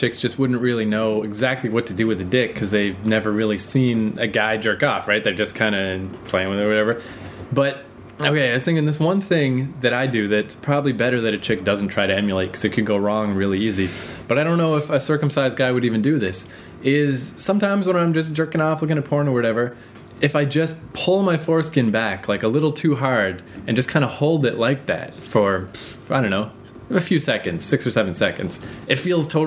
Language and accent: English; New Brunswick, Canada; I'm from New Brunswick. We all start on cows